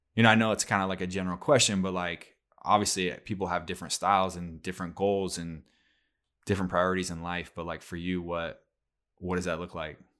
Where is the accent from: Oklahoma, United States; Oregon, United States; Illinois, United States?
Oregon, United States; we grew up in Oregon